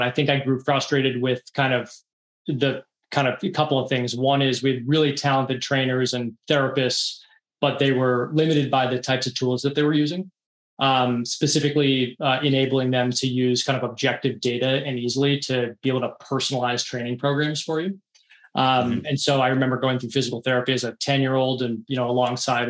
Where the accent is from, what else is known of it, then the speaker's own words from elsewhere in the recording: outside of Boston, Massachusetts, United States; I grew up outside of Boston